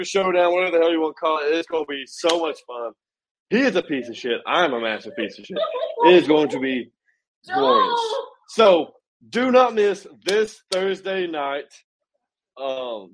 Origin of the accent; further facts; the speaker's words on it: United States; I'm an American